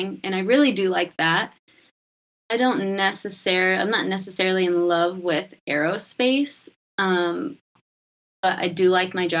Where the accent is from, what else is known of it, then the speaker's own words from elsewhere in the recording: Cedar Rapids, Iowa, United States; also born or lived in San Diego; I'm from Cedar Rapids, Iowa, and I went to college at Iowa State